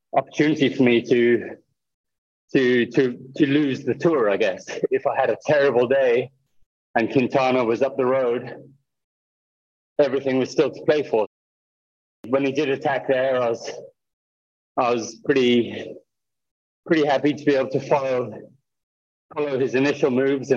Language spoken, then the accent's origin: English; Kenya; growing up in Kenya